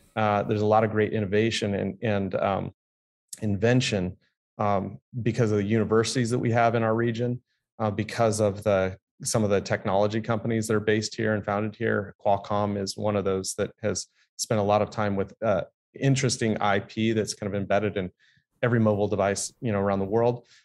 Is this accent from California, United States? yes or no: yes; San Diego, California, United States; I grew up here in San Diego